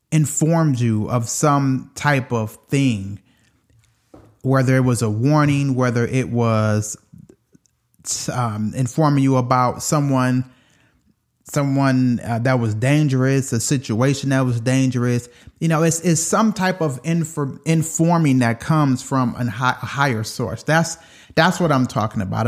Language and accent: English; Detroit, Michigan, United States; moved away; I was from Detroit